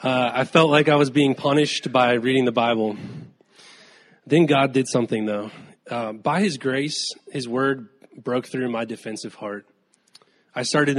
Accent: Safety Harbor, Florida, United States; I was raised in Safety Harbor, Florida, by my single mom

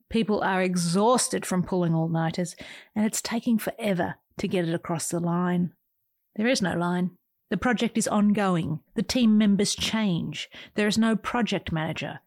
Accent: Australia; moved away as an adult; also born or lived in San Jose, United States; now in United States; an Australian who's been living in America for twenty years

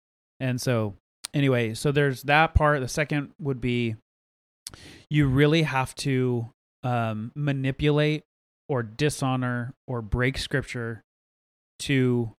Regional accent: United States; And I get it from a constitutional standpoint, and I'm an American, so therefore I do have rights.

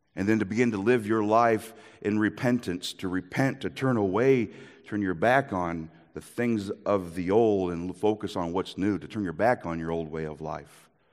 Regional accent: Iowa, United States; moved away; also born or lived in Minnesota; I am from Iowa

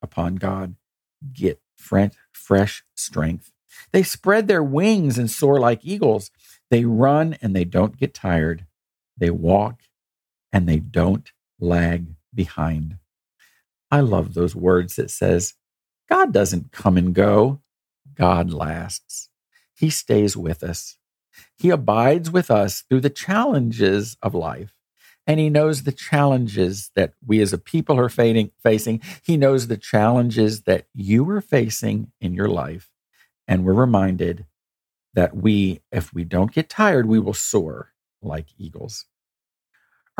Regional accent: United States; we've faced a lot of challenges as an American people

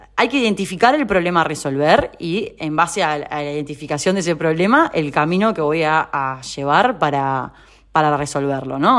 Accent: Uruguay; moved away as an adult; also born or lived in Rosario, Argentina; now in Buenos Aires, Argentina; soy uruguaya

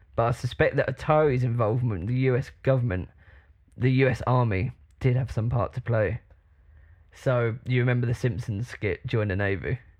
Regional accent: United Kingdom; I'm like proper British

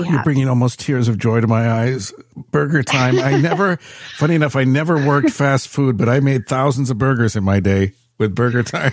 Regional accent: San Francisco, California, United States; moved away; I was born and raised in San Francisco, and by the time I moved out of there

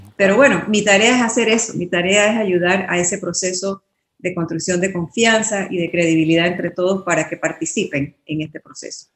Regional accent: Panama; somos todos profesionales panameños

